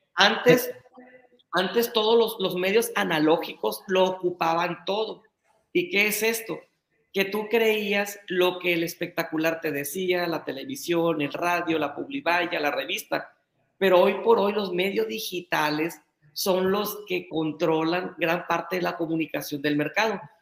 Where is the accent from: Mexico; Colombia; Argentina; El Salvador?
Mexico; Navolato, Sinaloa; yo soy de Nabolato.